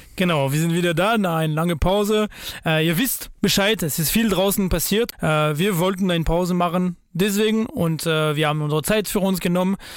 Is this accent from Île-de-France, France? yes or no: yes; Paris, Île-de-France, France; German is a second language; moved away as an adult; now in Berlin, Germany; als Franzosen, gebürtiger Pariser